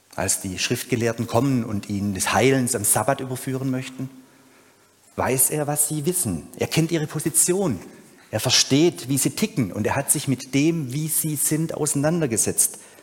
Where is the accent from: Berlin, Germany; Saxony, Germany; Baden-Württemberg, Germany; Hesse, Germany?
Baden-Württemberg, Germany; Urbach; bei uns zu Hause in Ober- und Unterurbach